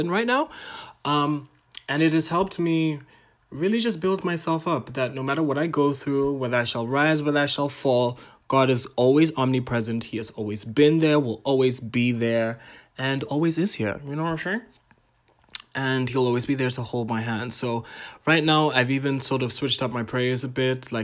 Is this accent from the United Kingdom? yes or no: no; Botswana; I'm Ghanaian, Tanzanian, but I was born and raised in Botswana.